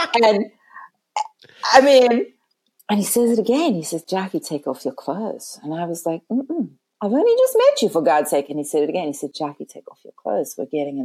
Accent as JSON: {"language": "English", "country": "Canada", "also_born_or_lived": "California", "moved": "as an adult", "said": "I'm Canadian and I had to go back to Canada"}